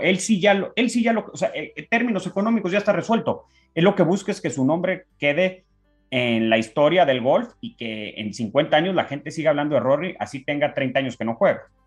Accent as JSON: {"language": "Spanish", "country": "Mexico", "said": "A mí como mexicano, si soy profesional"}